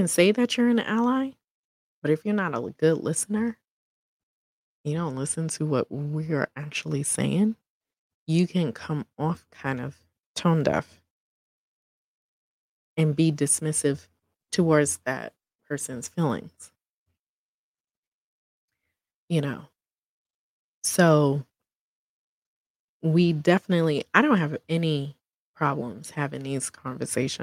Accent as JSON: {"language": "English", "town": "New York City", "region": "New York", "country": "United States", "accent": "New York", "said": "I am a New Yorker, so you would probably hear that in the accent."}